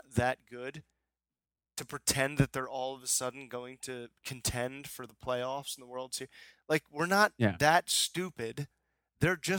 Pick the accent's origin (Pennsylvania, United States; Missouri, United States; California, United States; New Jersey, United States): Pennsylvania, United States; Philadelphia; born or raised there